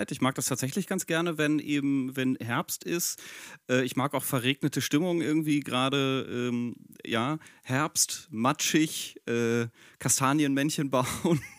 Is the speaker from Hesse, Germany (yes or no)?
no; Bochum, North Rhine-Westphalia, Germany; Dass man das als Bochumer sagt, ist auch ungewohnt.